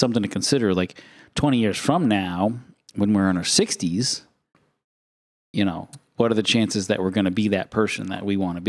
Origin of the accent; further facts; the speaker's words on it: Maine, United States; I'm from Maine.